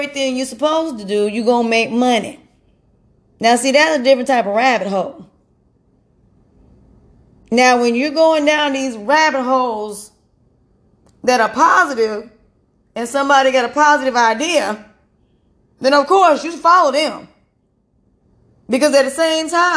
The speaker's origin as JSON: {"language": "English", "region": "North Carolina", "country": "United States", "said": "I'm from North Carolina"}